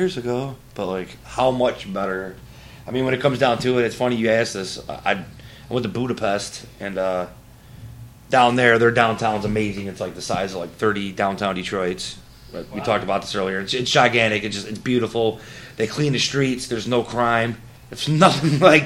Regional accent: Lincoln Park, Michigan, United States; I grew up in Lincoln Park

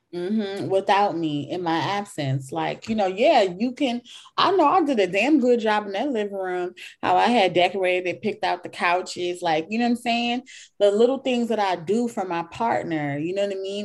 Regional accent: Jamaica; I'm like Jamaican, but I come from a different generation

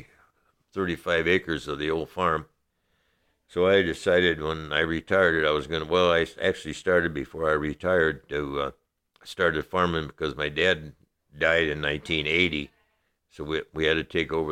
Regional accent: La Porte, Indiana, United States; I'm from LaPorte, Indiana. I have lived here 83 years. I was born and raised in LaPorte County.

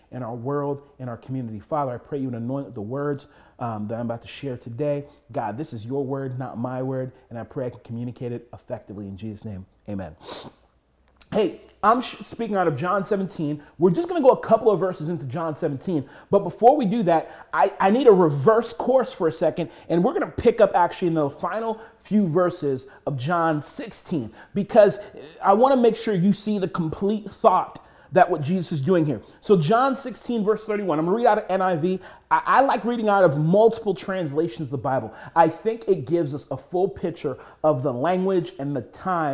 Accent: United States; we as American Christians

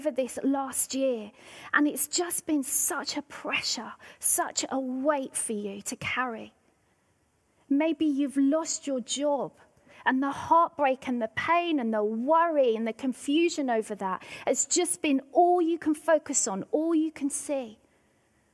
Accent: Devon, South West England, United Kingdom; now in Scotland, United Kingdom; where I grew up in Devon.

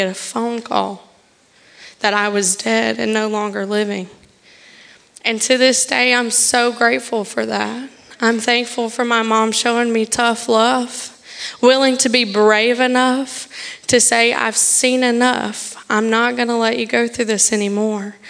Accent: the South, United States; now in Tallahassee, United States; I'm from the South

